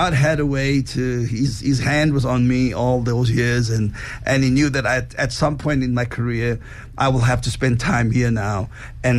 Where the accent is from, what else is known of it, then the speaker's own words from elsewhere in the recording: Cape Town, Western Cape, South Africa; moved away as an adult; also born or lived in Johannesburg, South Africa; now in United States; I was born in Cape Town, in Athlone, Belgravia.